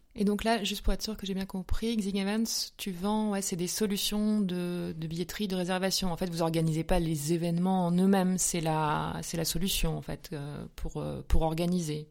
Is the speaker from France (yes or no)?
yes; Lorraine, Grand Est, France; also born or lived in Paris; now in Munich, Germany; je suis Lorraine